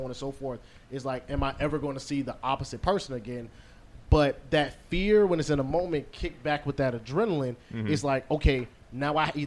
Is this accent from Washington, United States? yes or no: no; South Florida, United States; a black man born and raised in Florida, South Florida